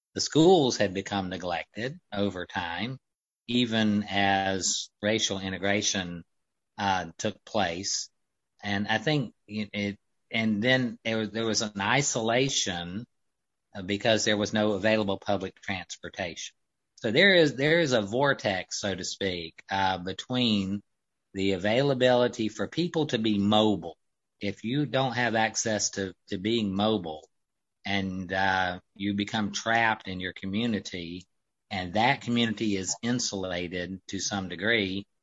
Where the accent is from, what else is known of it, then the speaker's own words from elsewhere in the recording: the Upstate, South Carolina, United States; we're from the Upstate originally